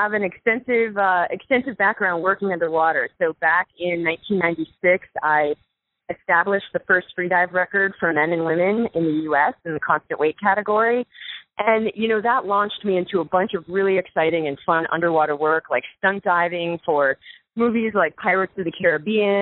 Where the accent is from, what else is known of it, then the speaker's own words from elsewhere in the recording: Florida Keys, United States; moved away as an adult; now in Boulder, United States; I grew up in the Florida Keys surrounded by, you know, living on a rock surrounded by the beautiful ocean